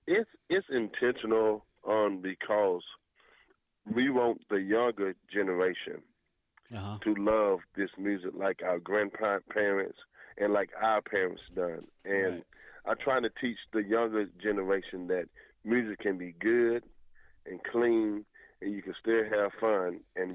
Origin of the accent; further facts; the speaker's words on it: Winston-Salem, North Carolina, United States; I am original from Winston-Salem, North Carolina.